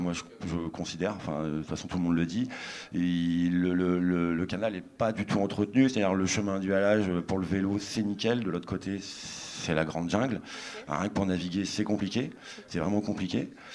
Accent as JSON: {"language": "French", "town": "Péronne", "region": "Hauts-de-France", "country": "France", "said": "je suis de Péronne"}